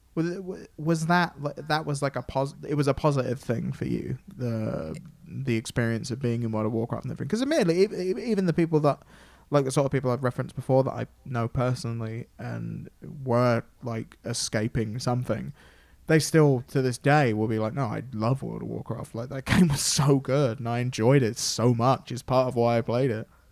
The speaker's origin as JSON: {"language": "English", "region": "England", "country": "United Kingdom", "said": "I'm obviously English and from England"}